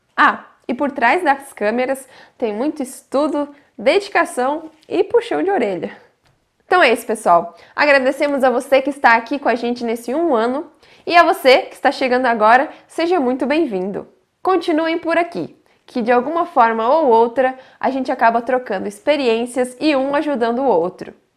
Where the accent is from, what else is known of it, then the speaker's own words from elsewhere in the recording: near Urupema, Santa Catarina, Brazil; moved away; also born or lived in Malicuia (unclear ASR); Urupema é a cidade muito próxima à minha cidade natal